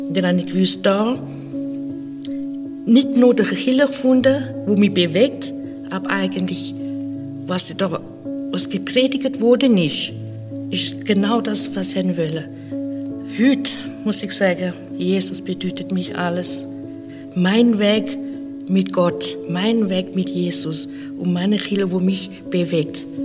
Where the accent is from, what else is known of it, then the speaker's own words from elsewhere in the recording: Zimbabwe; German is a second language; now in Switzerland; Ich bin aufgewachsen in Afrika, in Zimbabwe, seit einigen Jahren schon in der Schweiz.